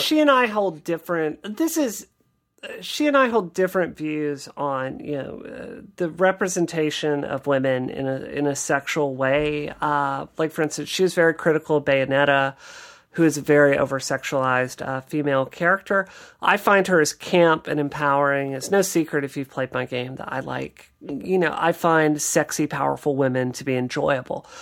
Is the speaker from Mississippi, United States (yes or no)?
yes; Mississippi, United States; I grew up in Mississippi